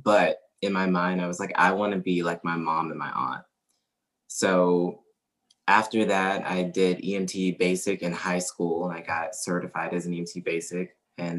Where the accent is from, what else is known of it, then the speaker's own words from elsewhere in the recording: Bossier City, Louisiana, United States; moved away as an adult; also born or lived in Natchitoches, Louisiana; I am originally from a small town named Natchitoches, but I grew up in Bossier City